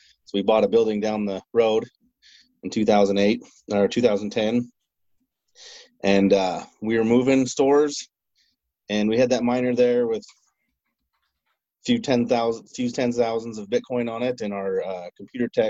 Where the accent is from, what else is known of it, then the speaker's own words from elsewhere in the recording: Chubbuck, Idaho, United States; I'm really originally from Chubbuck, Idaho. Born and raised, grew up in Idaho, lived on a little farm.